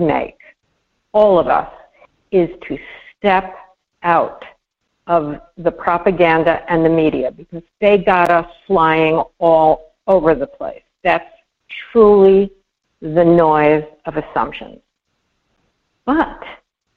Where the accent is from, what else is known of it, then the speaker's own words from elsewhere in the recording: New York City, New York, United States; growing up in Brooklyn